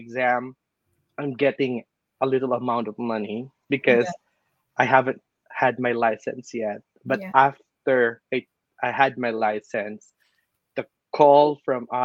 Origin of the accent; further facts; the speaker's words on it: Philippines; moved away as an adult; now in San Francisco, United States; I came from the Philippines, guys, and I studied there